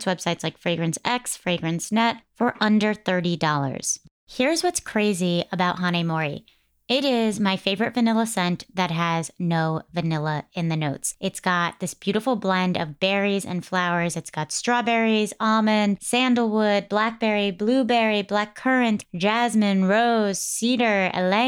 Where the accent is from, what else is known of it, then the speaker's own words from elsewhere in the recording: East Coast, United States; I grew up on the East Coast